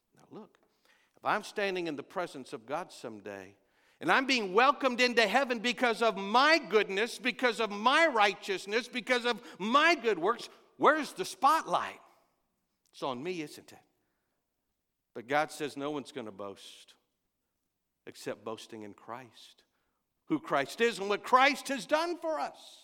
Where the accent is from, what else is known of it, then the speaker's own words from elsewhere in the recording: Texas, United States; I'm from Texas